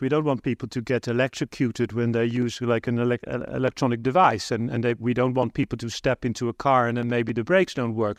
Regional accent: Netherlands; I'm from the Netherlands

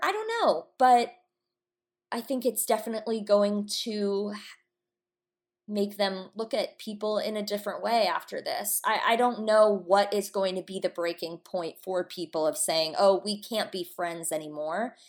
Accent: Atlanta, Georgia, United States; now in Los Angeles, United States; we're from Atlanta.

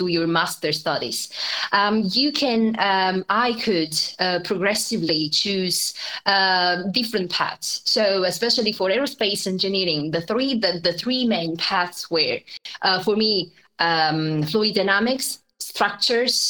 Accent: Italy; moved away as an adult; also born or lived in Germany / United Kingdom; I'm Italian, so I grew up in Italy, and then I left and I spent now almost 10 years across Germany and the UK.

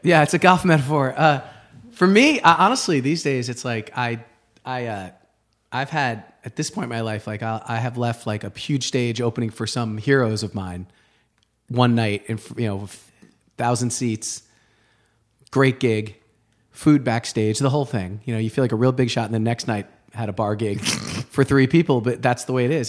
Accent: Rye, New York, United States; moved away; also born or lived in Boston; I grew up outside of New York City, um, in the suburbs, Rye, New York

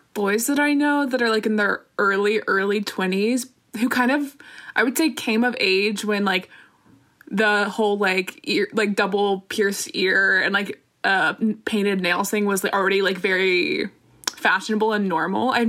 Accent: South Carolina, United States; I'm from South Carolina

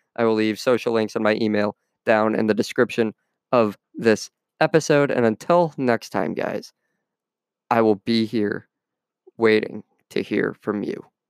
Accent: United States; my home country of the U S

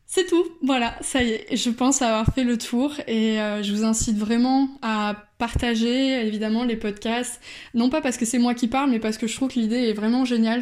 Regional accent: Bordeaux, Nouvelle-Aquitaine, France; now in Brussels, Belgium; je suis originaire de Bordeaux.

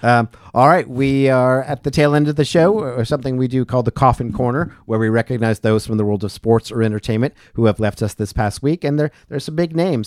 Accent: New England, Western Massachusetts, United States; now in Asheville, United States; growing up in New England, as I did as well

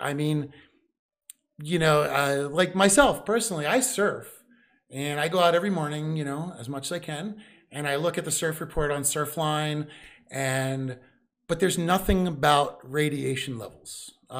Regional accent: East Coast, United States; I'm from the East Coast.

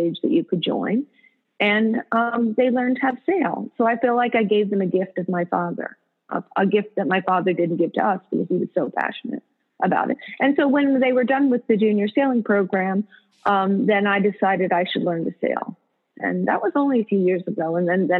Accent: Morristown, New Jersey, United States; we also grew up in Morristown, New Jersey

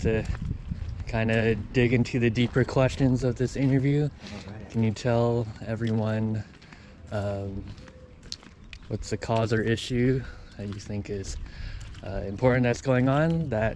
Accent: Santa Cruz, California, United States; me growing up in Santa Cruz

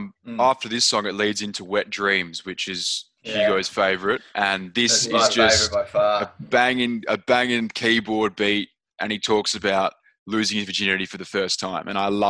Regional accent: Australia

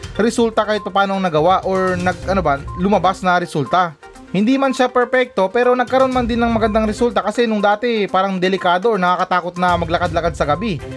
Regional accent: Philippines; sa ating mga Pilipino

